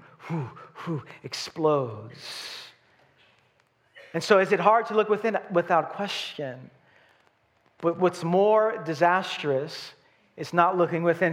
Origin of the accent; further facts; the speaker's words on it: New York City, New York, United States; I'm from Brooklyn.